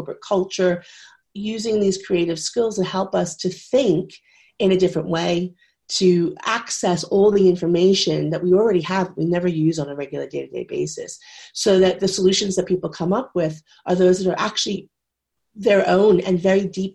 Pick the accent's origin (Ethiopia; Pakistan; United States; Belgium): United States; moved away as an adult; now in United Kingdom; I am American, but I have been living in the UK for 26 years